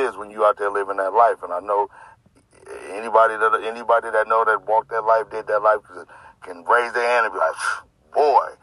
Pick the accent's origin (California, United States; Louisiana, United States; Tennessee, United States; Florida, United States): California, United States; Sacramento; I grew up in the Del Paso Heights community, you know, Sacramento, California